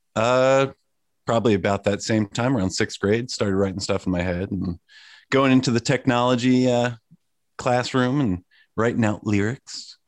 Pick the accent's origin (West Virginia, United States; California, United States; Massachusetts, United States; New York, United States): New York, United States; Sleepy Hollow; moved away as an adult; also born or lived in Boston; now in Portland, United States; I was born in Sleepy Hollow, New York